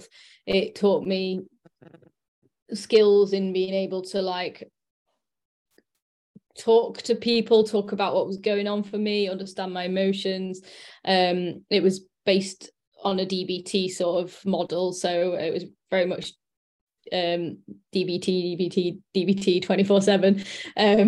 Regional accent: Sheffield, Yorkshire and the Humber, United Kingdom; I'm from Sheffield, and I'm 35

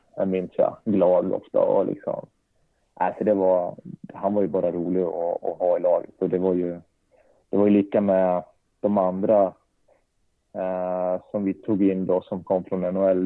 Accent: Leksand, Dalarna County, Sweden; also born or lived in Norrköping; Då flyttade vi upp till Leksand då, när jag var sex år

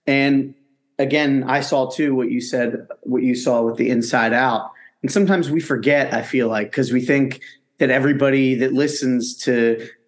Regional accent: Philadelphia, Pennsylvania, United States; accent: Philadelphia; As you can tell from my terrible accent, I'm from Philadelphia, suburbs, but close enough.

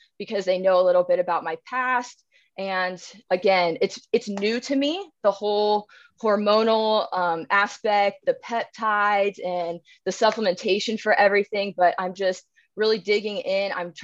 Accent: Cincinnati, Ohio, United States; I'm from Cincinnati, Ohio

